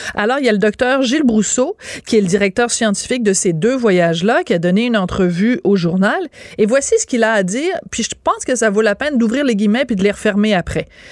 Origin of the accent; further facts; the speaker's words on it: Quebec, Canada; en tant que Québécois, Québécoise